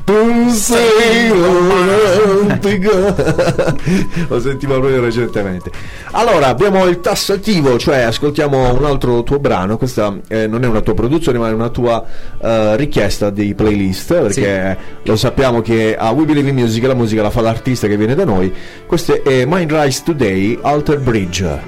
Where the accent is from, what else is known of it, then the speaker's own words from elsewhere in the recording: Altamura, Apulia, Italy; sono di Alta Maura